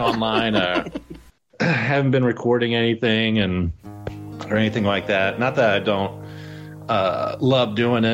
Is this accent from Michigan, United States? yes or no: no; Cape Girardeau, Missouri, United States; moved away as an adult; also born or lived in St. Louis, Missouri; I moved from St. Louis back to my hometown in Missouri, and in 2019, and opened up a restaurant down here in Cape Girardeau, Missouri.